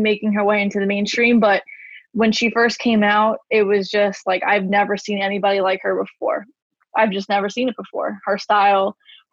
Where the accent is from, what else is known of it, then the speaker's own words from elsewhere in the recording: New York City, New York, United States; I'm from Staten Island, New York